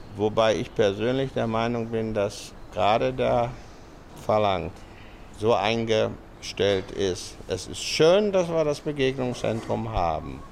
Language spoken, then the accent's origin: German; Germany; now in Pattaya, Thailand; als Europäer, als Deutsche